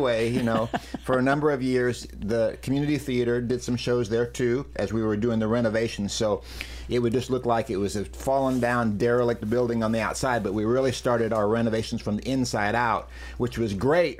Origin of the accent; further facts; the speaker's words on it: Macon, Missouri, United States; also born or lived in Lamoni, Iowa; I grew up in Macon. Most of my life has been there